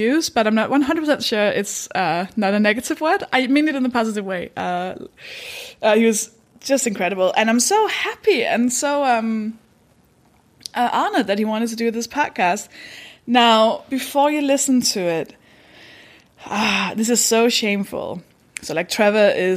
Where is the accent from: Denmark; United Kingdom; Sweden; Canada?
Denmark; English is a second language; I'm from Denmark. That should explain the accent